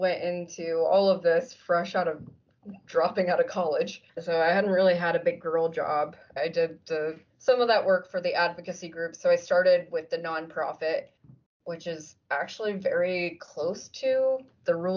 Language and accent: English; Lebanon, Ohio, United States; moved away as an adult; also born or lived in Halifax, Nova Scotia, Canada / Connecticut; now in Cincinnati, United States; I grew up in Lebanon, Ohio